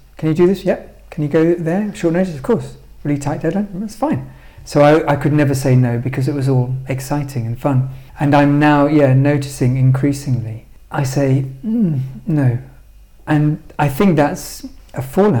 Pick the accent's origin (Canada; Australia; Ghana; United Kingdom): United Kingdom; London; because I grew up in London and I love London